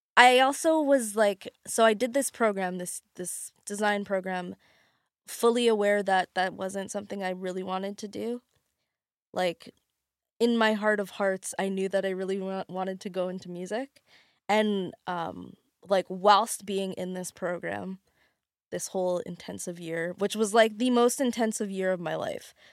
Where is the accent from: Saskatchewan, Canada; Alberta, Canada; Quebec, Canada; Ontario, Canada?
Alberta, Canada; moved away as an adult; now in Lower Mainland, Canada; I'm from Alberta, and I moved here, uh, like, just after high school to go to do fashion design.